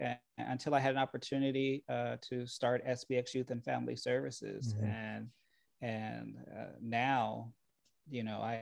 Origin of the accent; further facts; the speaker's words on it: Rialto, California, United States; also born or lived in Montclair, California / Ontario, California / Chino, California; now in Moreno Valley, United States; I was raised in the Inland Empire.